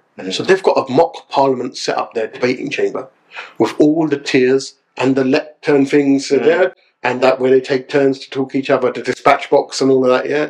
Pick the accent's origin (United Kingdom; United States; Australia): United Kingdom; Ilford, London; also born or lived in Southall / West Bromwich; a guy born in East London, growing up in Ilford, round about that area, in Essex